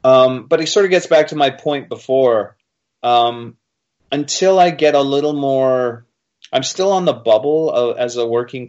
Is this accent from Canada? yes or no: no; Wales, United Kingdom; As a Welshman, I know about rolling the eyes at the monarchy.